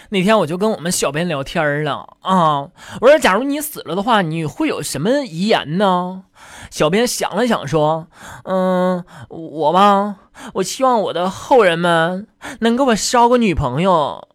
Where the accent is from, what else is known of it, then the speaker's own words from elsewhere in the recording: China; 我们中国人